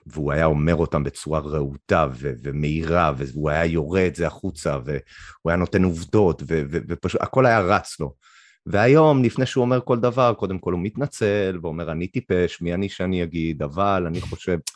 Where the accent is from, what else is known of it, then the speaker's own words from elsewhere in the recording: Canada; moved away as an adult; now in Israel; גדלתי שם עד גיל אפשר להגיד מגיל שמונה פחות או יותר, עם און אנד אוף עד גיל 21